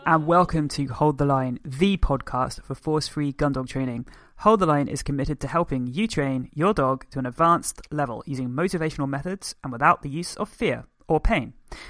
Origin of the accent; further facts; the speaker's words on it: United Kingdom; I'm a British force-free gundog trainer.